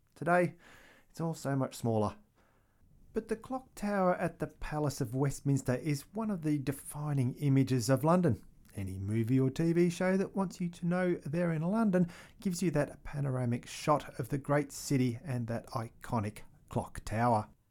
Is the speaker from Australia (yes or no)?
yes; Australia; as an Australian